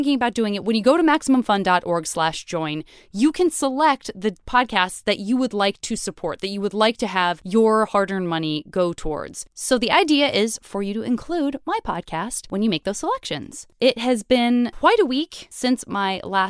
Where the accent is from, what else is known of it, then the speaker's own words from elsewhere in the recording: Tucson, Arizona, United States; I'm from Tucson, Arizona